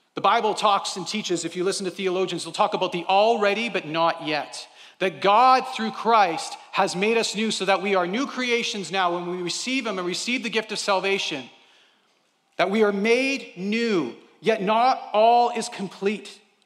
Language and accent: English; Canada; we're Canadian